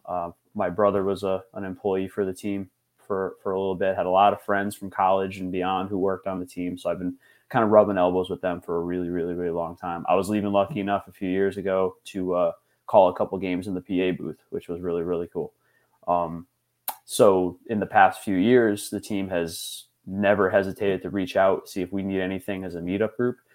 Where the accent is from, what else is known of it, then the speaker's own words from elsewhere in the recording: Hartford, Connecticut, United States; being from Connecticut, you know, born and raised in the Hartford area